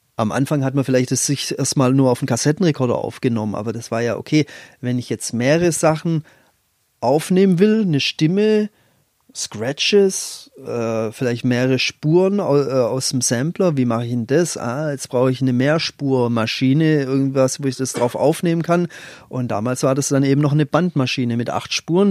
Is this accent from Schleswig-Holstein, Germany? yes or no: no; Leonberg, Baden-Württemberg, Germany; ich bin aus einer Vorstadt, aus Leonberg, also Vorstadt von Stuttgart